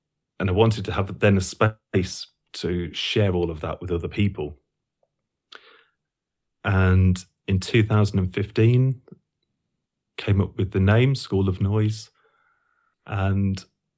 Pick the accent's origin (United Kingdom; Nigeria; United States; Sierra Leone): United Kingdom; Sleaford, East Midlands; So I grew up in Lincolnshire, a small town called Sleaford.